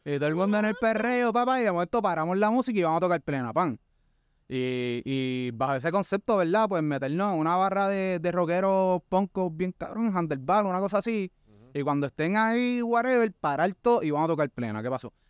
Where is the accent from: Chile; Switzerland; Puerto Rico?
Puerto Rico; somos nosotros como puertorriqueños